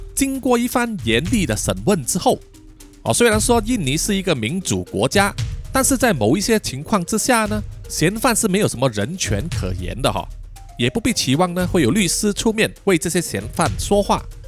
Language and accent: Chinese; Malaysia; 我们马来西亚人呢，抽了大半年的二手烟